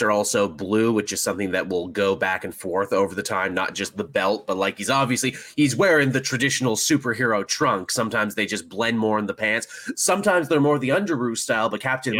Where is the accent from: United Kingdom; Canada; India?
Canada